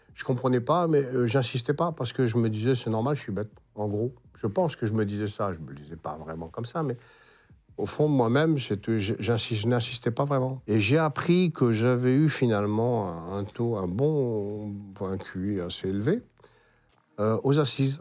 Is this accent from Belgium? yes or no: no; north of France, France; moved away as an adult; also born or lived in Berck / Marseille; j'étais du Nord. Hein. Hein, pour nous, gens du Nord